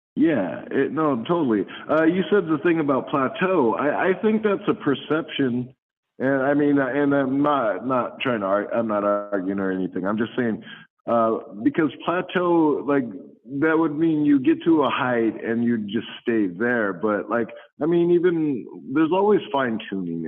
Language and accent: English; San Jose, California, United States; also born or lived in Compton, California; we grew up in Compton, so there the gang and stuff and all that. But um, uh, once I got into San Jose, San Jose was just really diverse